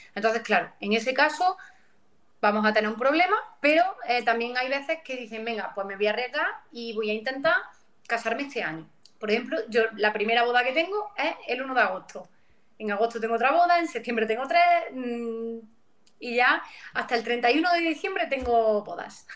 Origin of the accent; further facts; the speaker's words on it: Pozoblanco, Andalusia, Spain; vengo de Córdoba, aunque de una zona bastante rural, como es el Valle de los Pedroches